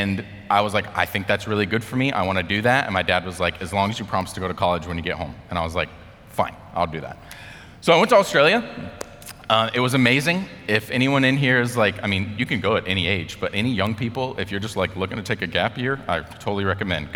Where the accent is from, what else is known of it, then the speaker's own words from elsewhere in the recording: United States; as an American